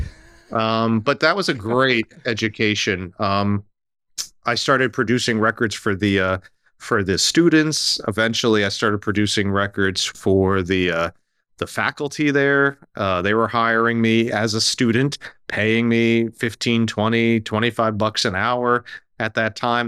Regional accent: New Jersey, United States; I grew up right here in New Jersey, outside of New York

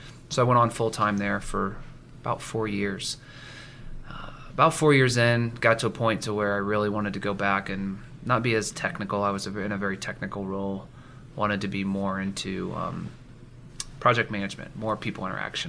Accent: Marion, Indiana, United States; also born or lived in Seattle, Washington; I was born and raised in Marion, Indiana.

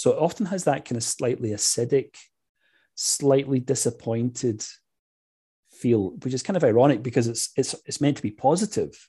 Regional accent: Scotland, United Kingdom; I grew up in Scotland where those kinds of ideas are not really part and parcel of everyday evangelical life.

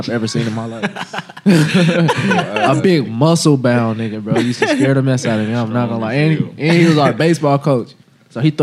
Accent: Gary, Indiana, United States; I was born in Gary

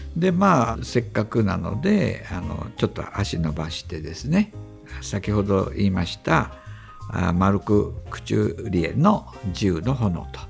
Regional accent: Kansai, Japan; moved away as an adult; now in Tokyo, Japan; 私は、まあ、関西出身

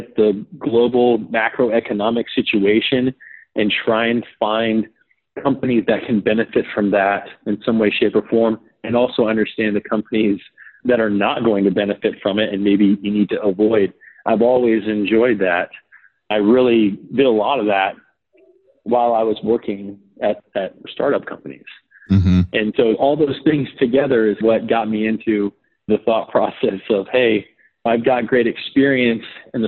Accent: Marietta, Georgia, United States; moved away as an adult; also born or lived in New England; I grew up in Marietta, Georgia. I lived in the same house for 18 years

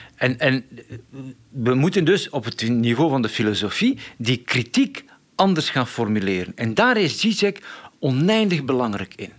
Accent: Flanders, Belgium; ik kom uit Vlaanderen

